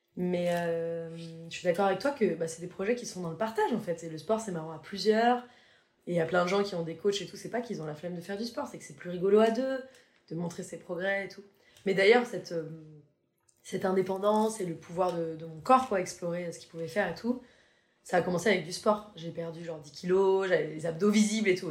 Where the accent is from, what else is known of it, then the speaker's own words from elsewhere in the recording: Paris, Île-de-France, France; moved away as an adult; je suis parisienne, quoi. Donc je suis restée vraiment 29 ans à Paris